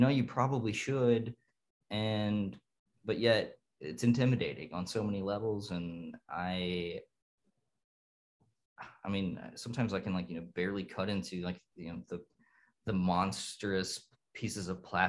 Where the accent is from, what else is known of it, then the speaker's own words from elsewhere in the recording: Dayton, Ohio, United States; I grew up in Dayton, Ohio in the 80s